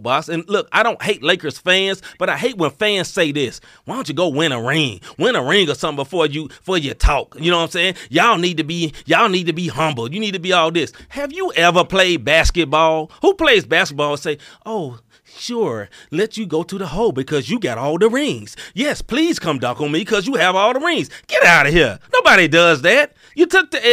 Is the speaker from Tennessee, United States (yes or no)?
yes; Memphis, Tennessee, United States; moved away; I am from Memphis originally